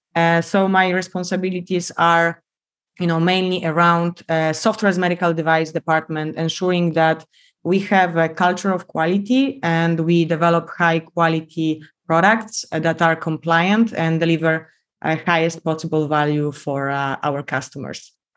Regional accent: Poland; accent: Polish; English is a second language; moved away as an adult; also born or lived in South Korea / Miami, United States; I'm Polish, as you can tell by my accent

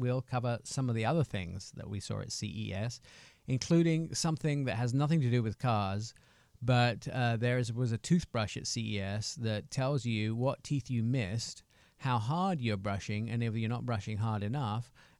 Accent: Affalterbach, Baden-Württemberg, Germany; English is a second language; And my German, although I speak it sometimes because I grew up in Germany, but I was fairly young, Alfeterbach.

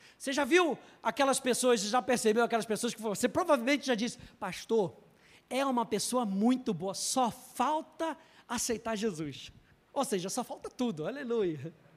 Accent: Brazil; E eu nasci no Brasil. Podia já ter nascido lá, mas nasci aqui

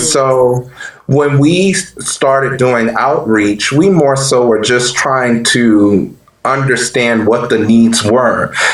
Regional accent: New Orleans, Louisiana, United States; moved away as an adult; I am from New Orleans, Louisiana, born and raised.

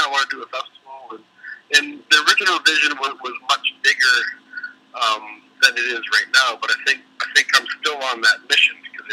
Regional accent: Oshawa, Ontario, Canada; now in Maple Ridge, Canada; I grew up in Oshawa

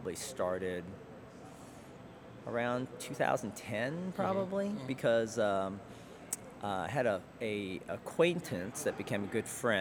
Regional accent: Alabama, United States; moved away as an adult; also born or lived in Chattanooga, Tennessee; now in Baltimore, United States; I grew up in Alabama.

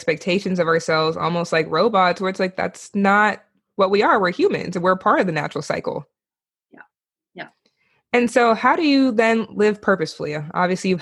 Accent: San Diego, California, United States; I'm from San Diego

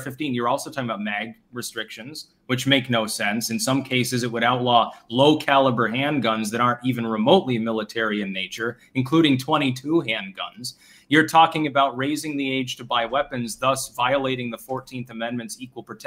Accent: Vermont, United States; my home state of Vermont

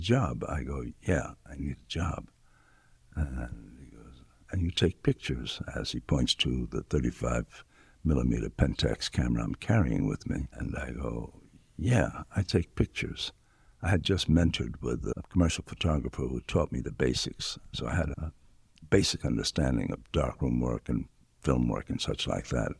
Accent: New York City, New York, United States; moved away; also born or lived in Los Angeles; an area that I was born and raised in New York City in the South Bronx.

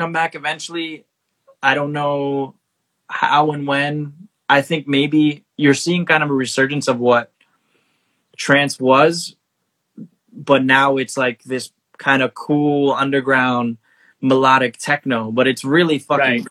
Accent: New York City, New York, United States; I'm from Little Neck, which is like border of Queens, Nassau

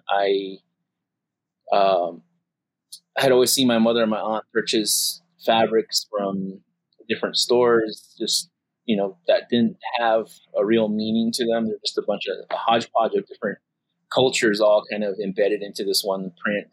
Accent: Acoma Pueblo, New Mexico, United States; I am from the Acoma Pueblo

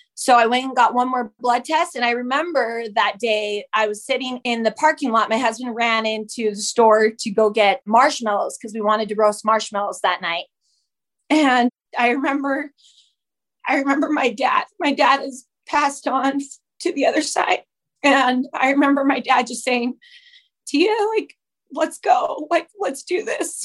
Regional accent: Utah, United States; also born or lived in Whittier, California; I claim Utah as my home. That's where I was mostly raised there

